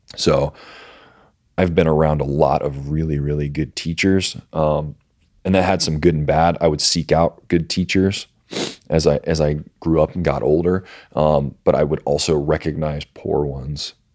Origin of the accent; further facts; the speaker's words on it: Virginia Beach, Virginia, United States; I'm from, uh, Virginia Beach, Virginia